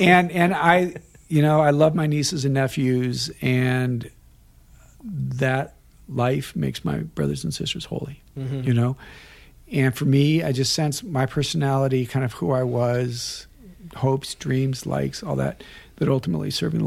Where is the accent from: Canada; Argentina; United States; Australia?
United States; Colorado; moved away as an adult; I was going to the university in Colorado, small school in my hometown